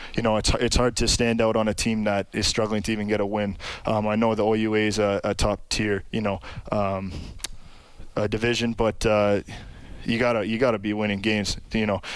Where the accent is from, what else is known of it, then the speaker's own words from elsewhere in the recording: Sault Ste. Marie, Ontario, Canada; Sault Ste. Marie, Ontario, a little uh, northern town